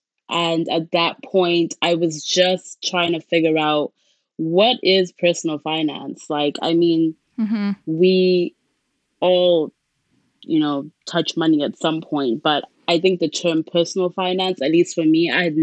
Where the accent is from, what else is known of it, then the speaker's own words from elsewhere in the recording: Zimbabwe; moved away as an adult; now in Canada; I am originally from Zimbabwe. That's where I was born and grew up.